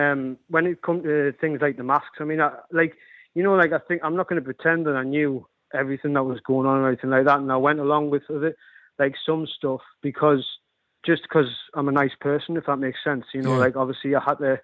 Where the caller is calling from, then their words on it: North East England, United Kingdom; I'm calling from the northeast.